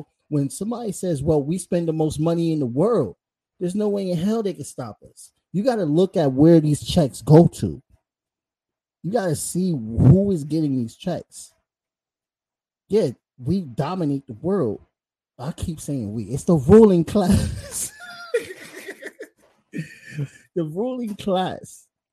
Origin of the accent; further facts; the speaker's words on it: United States; I'm American